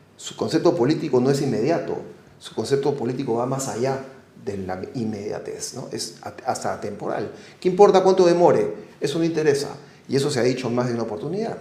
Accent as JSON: {"language": "Spanish", "country": "Peru", "said": "fuimos los dos oficiales peruanos"}